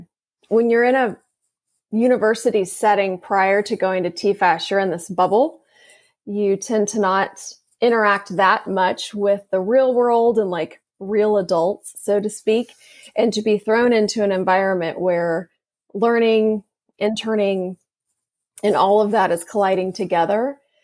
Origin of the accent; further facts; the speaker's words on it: Fort Worth, Texas, United States; Fort Worth.